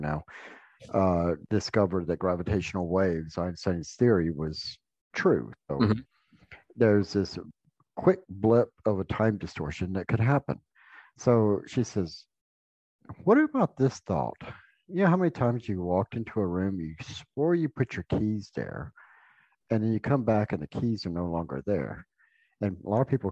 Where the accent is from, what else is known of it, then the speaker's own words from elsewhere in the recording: the South, United States; I grew up in the South